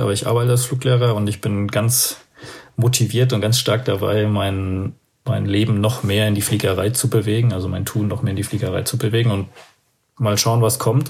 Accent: Aschaffenburg, Bavaria, Germany; ich komme ja aus Aschaffenburg, das ist in der Nähe von Frankfurt da oben

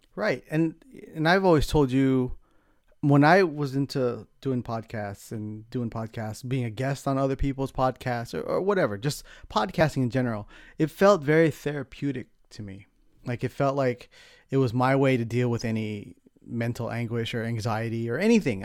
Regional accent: San Diego, California, United States; moved away as an adult; also born or lived in Los Angeles; now in San Francisco, United States; I grew up in San Diego, so that was kinda, a lot of my childhood was San Diego

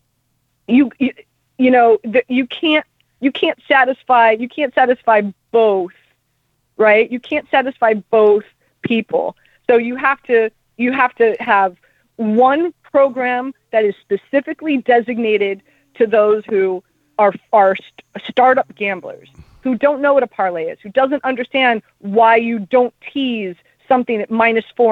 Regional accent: Miami, Florida, United States; I'm from Miami.

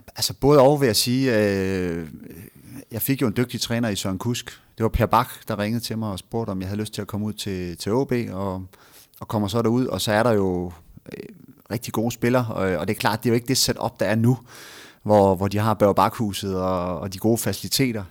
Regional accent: Frederikshavn, North Denmark Region, Denmark; moved away as an adult; also born or lived in Aalborg / Copenhagen; jeg er jo nordjyd. Jeg er født i, øh, jeg er født i Frederikshavn og har boet øh, 20 år

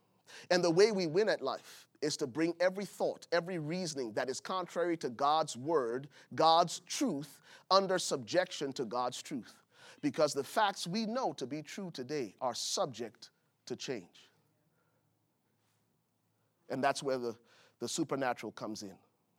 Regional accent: Buchanan, Grand Bassa County, Liberia; I remember growing up in Buchanan, Liberia. It was a coastal city, and the fishermen would come, man.

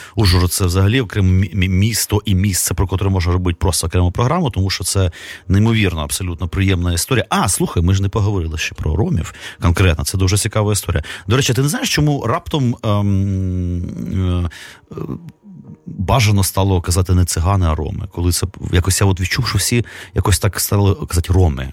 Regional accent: Kyiv, Ukraine; я народився в місті, котрий ну, фактично нічим не відрізнявся там Новосибірська якої-небудь. Ну, По-русски говорили

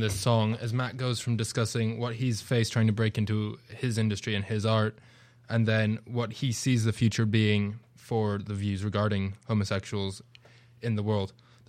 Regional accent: United Kingdom; now in United States; It's interesting, because as you said, I'm from Britain, I'm not from the US, so it is a new culture for me being over here.

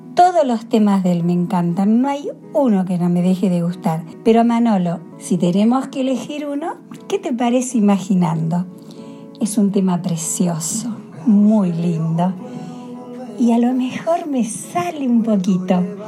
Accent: Valladolid, Castile and León, Spain; soy de aquí de Valladolid

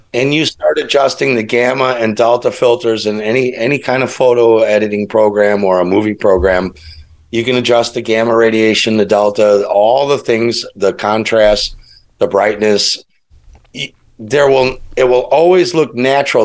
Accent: Chicago, Illinois, United States; I grew up in Chicago, it's it's the Midwest.

